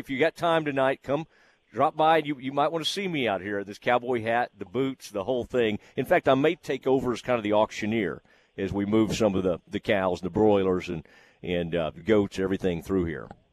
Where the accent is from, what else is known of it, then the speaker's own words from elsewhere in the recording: Kaufman County, Texas, United States; I am from Kaufman County